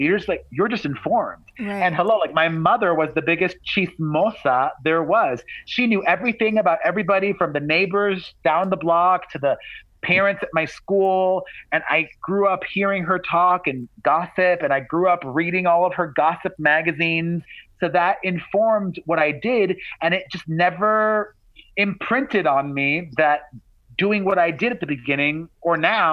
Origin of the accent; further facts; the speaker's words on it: Miami, Florida, United States; I grew up in the Cuban hood